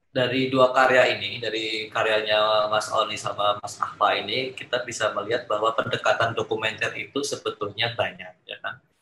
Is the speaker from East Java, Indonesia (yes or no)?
no; Surakarta, Central Java, Indonesia; karena kan saya juga dari Solo ya.